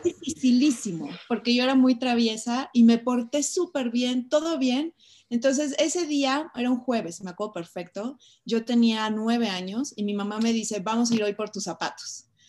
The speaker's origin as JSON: {"language": "Spanish", "country": "Mexico", "said": "soy una mujer mexicana"}